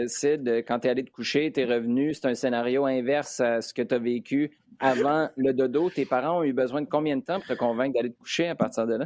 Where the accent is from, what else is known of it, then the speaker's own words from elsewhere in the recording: Quebec City, Quebec, Canada; J'habitais à Québec